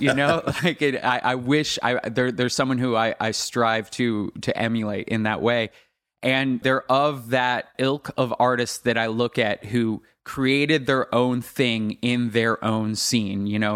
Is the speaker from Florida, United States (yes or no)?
yes; South Florida, United States; a young teenage kid growing up in South Florida